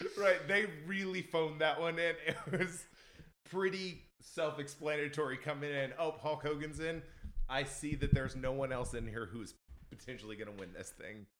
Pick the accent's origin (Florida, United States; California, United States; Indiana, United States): Indiana, United States; now in Nashville, United States; I'm originally from Indiana, and there's not really a big scene up there